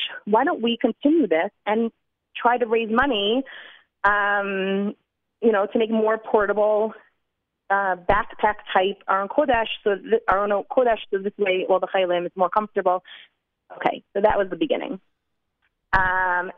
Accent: New Jersey, United States; now in Jerusalem, Israel; I'm from New Jersey

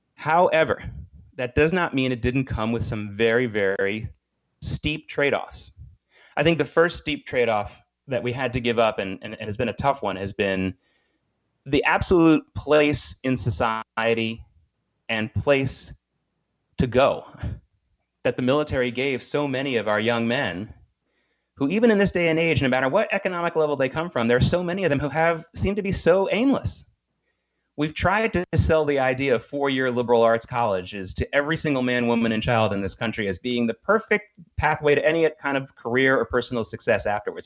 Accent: the American South, United States; moved away; also born or lived in Norfolk, Virginia; I spent a lot of my childhood growing up in the American South, and one of the cities I lived in was Norfolk, Virginia

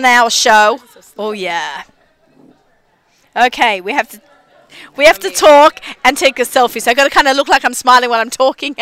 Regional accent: Australia; accent: Australian; moved away as an adult; now in Israel; I'm Australian

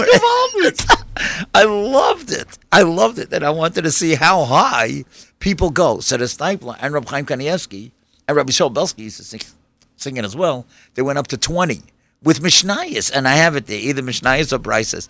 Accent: New York City, New York, United States; when I grew up in Kew Gardens

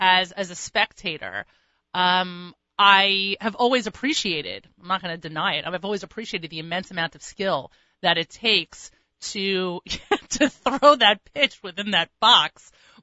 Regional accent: New York City, New York, United States; as a New Yorker

